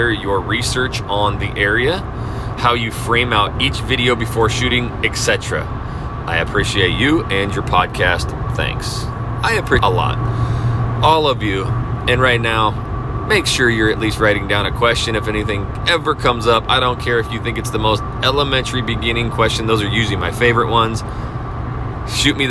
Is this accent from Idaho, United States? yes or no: yes; North Idaho, United States; now in Texas, United States; I am from North Idaho. I am used to 6 months of snow, brutal cold